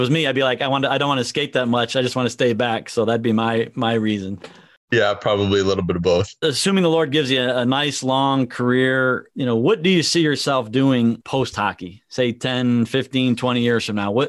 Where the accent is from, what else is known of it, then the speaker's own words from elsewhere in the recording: Green Bay, Wisconsin, United States; I was born in Green Bay.